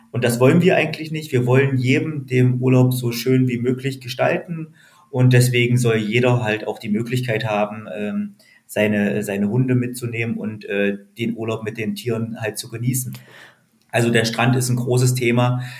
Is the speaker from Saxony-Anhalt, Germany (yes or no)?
yes; near Lutherstadt Wittenberg, Saxony-Anhalt, Germany; now in Usedom, Germany; ich komme ursprünglich ähm, aus Sachsen-Anhalt, äh, aus der Nähe von Lutherstadt-Wittenberg